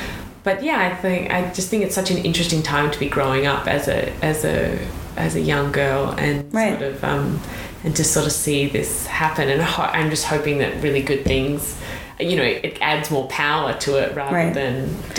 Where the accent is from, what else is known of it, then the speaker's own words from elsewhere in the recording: Australia; now in United States; being an Australian and not being able to vote